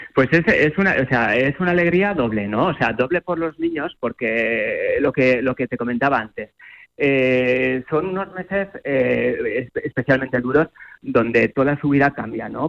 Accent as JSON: {"language": "Spanish", "town": "Zaragoza", "region": "Aragon", "country": "Spain", "said": "es como zaragozano y como aragones, pues a mí me llena de orgullo"}